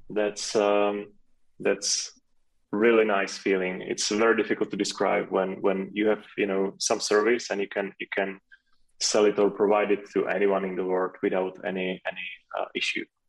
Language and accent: English; Czechia; first language Czech; English is a second language